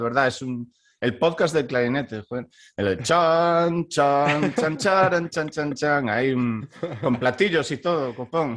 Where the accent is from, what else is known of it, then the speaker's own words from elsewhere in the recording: Baiona, Galicia, Spain; moved away as an adult; also born or lived in Stockholm, Sweden; now in Halden, Norway; yo soy de Bayona, que es un pueblo que está al sur de Vigo